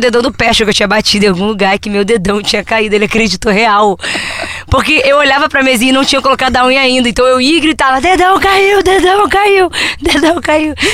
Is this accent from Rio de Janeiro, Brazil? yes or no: yes; Niterói, Rio de Janeiro, Brazil; now in Rio de Janeiro, Brazil; Que é de onde a gente vem, a gente é de Niterói.